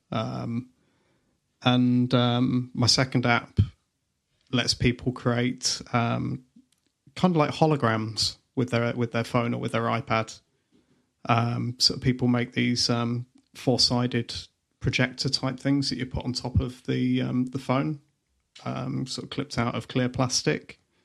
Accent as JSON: {"language": "English", "town": "Leicester", "region": "East Midlands", "country": "United Kingdom", "said": "I'm the one from Leicester."}